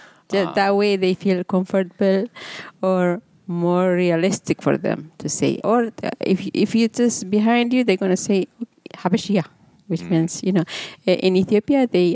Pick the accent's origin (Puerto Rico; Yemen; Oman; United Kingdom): Yemen; now in Minnesota, United States; I say, we are Yemenis.